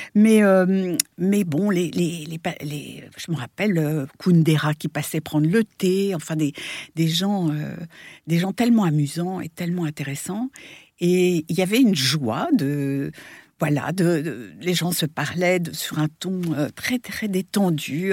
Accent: France; moved away as an adult; now in New York, United States; je suis née à New York. J'ai été, j'ai été élevée pendant huit ans là-bas. Puis après, je suis revenue en France et où j'ai passé une grande partie de ma vie jusqu'à il y a 15 ans

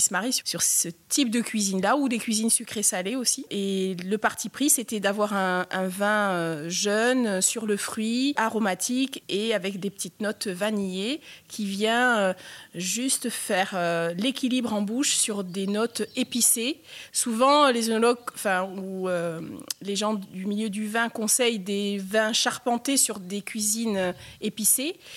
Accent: Réunion; je suis originaire euh, d'une île au milieu de l'océan Indien

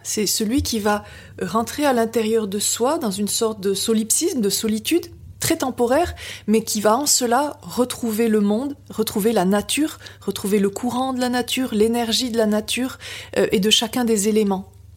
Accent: Biarritz, Nouvelle-Aquitaine, France; also born or lived in Brussels, Belgium; je suis née en Belgique, près de Bruxelles, et, j'ai quitté mes parents et, mon pays à l'âge de, de, 3 ans euh, pour être adoptée sur la, sur la côte basse, donc à Biarritz

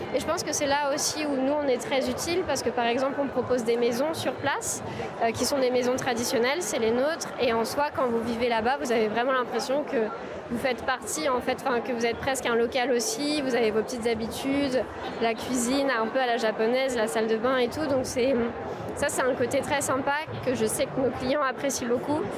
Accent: France; on est français

